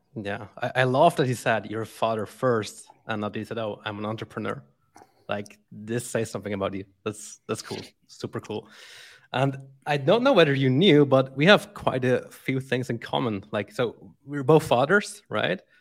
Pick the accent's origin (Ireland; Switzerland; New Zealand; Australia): Switzerland; moved away as an adult; now in Brazil; born and raised in Switzerland